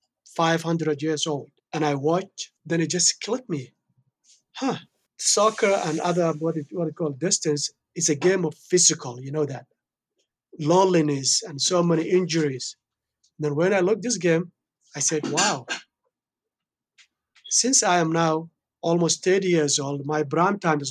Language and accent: English; Somalia; moved away; I born and raised in Somalia, in East Africa.